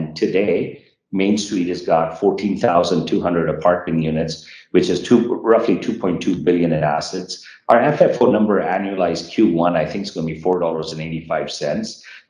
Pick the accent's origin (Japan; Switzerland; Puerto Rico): Japan; born there; So I was born in Japan.